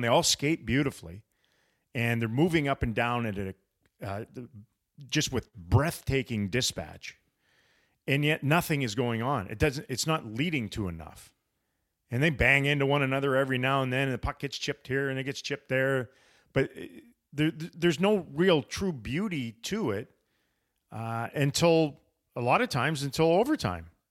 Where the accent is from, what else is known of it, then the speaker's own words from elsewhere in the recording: United States; to me as an American that I am